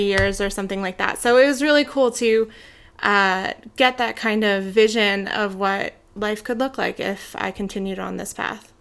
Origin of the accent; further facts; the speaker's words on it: New Jersey, United States; moved away as an adult; now in Idaho, United States; I am from South Jersey, where I grew up. Um, I recently moved to Idaho three years ago